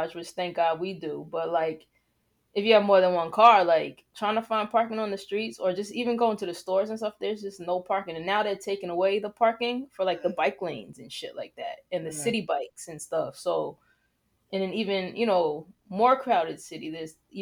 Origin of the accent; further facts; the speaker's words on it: New York, United States; I'm from New York